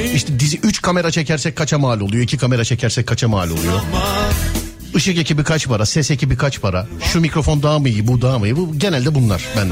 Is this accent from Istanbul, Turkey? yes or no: yes; Istanbul, Turkey; Benim doğup büyüdüğüm mahalle. Şişli Fulya